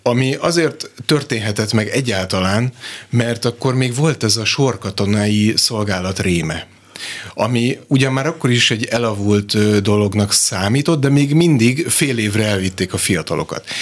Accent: Kaposvár, Somogy, Hungary; én magam is kaposvári születésű vagyok

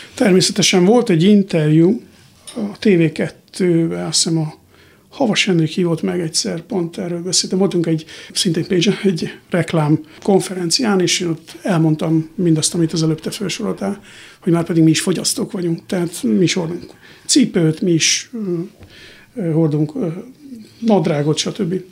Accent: Borsod-Abaúj-Zemplén, Hungary; moved away as an adult; now in United States; el kell hagynom ezt az országot, ahol felnőttem

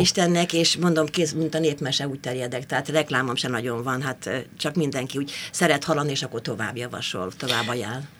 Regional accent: Tiszakécske, Bács-Kiskun, Hungary; moved away as an adult; also born or lived in Kecskemét / Eger; now in Budapest, Hungary; Hát én ókécskén születtem, Tiszakécske.

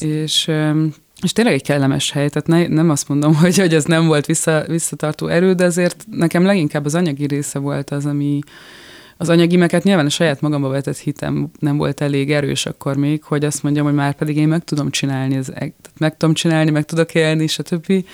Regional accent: Budapest, Hungary; born or raised there; moved away as an adult; now in France

